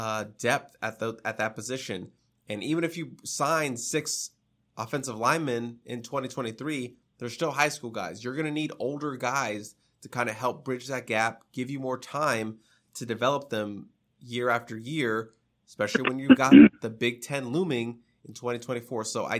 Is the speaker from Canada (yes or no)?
no; Spain; In comparison, I am from Spain, and every time someone asks me about bullfighters, it's annoying because it's just stereotypical for me.